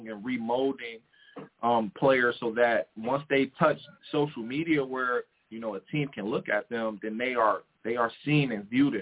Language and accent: English; Detroit, Michigan, United States; I'm from Detroit, Michigan, so I have a pretty solid base in Detroit.